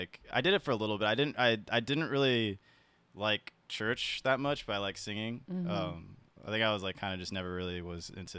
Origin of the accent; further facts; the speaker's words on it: San Diego, California, United States; also born or lived in South Carolina; So I was born in South Carolina. My dad was in the Navy, and then we moved to San Diego because he got relocated. And from there, I kind of just grew up in San Diego.